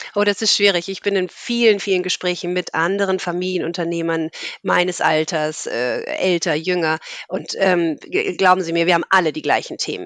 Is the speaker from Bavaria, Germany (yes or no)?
no; Hamburg, Germany; also born or lived in Munich / France; Ich bin in Hamburg geboren, habe hier Abitur gemacht